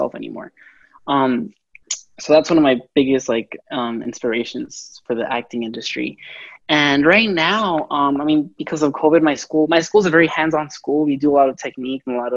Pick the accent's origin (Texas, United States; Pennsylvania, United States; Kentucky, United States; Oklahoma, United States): Texas, United States; moved away as an adult; now in Los Angeles, United States; I'm from Texas, so I moved here to LA for acting